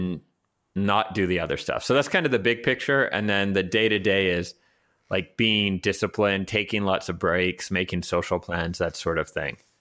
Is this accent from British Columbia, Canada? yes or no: yes; Vancouver, British Columbia, Canada; moved away as an adult; also born or lived in New York / Hamburg, Germany / Berlin, Germany / Bologna, Italy; now in Prague, Czech Republic; the people that I grew up with in Vancouver and my own family